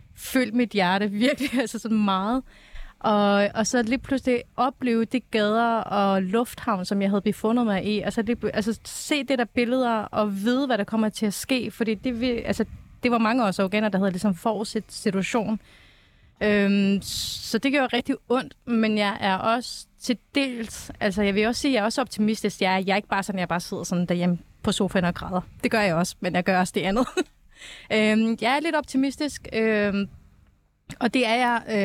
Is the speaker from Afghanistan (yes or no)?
yes; Afghanistan; now in Denmark; Afghanistan var mit fødeland